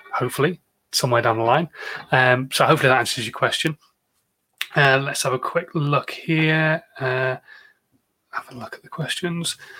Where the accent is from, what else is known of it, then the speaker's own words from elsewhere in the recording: United Kingdom; I'm British